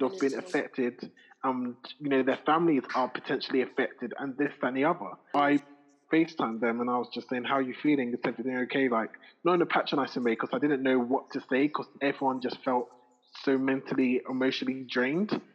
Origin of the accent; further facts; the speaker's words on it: Ghana; I'm Ghanaian number one. I'm not Nigerian